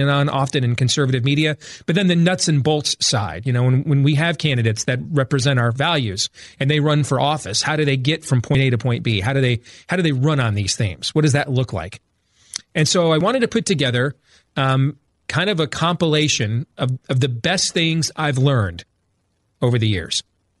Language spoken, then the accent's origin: English; Grand Rapids, Michigan, United States; now in Des Moines, United States; I grew up in Grand Rapids, Michigan, but I was born here in Des Moines, Iowa. And that's where I raise my family now.